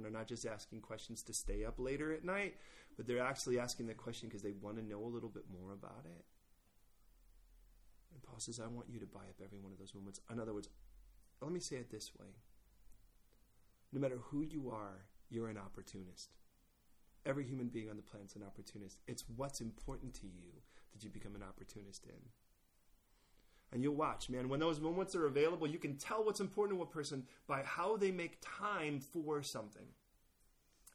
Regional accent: California, United States; I'm from California.

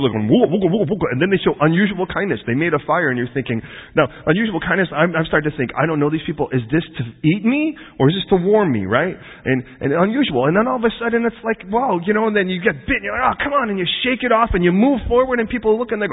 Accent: United States; I'm American

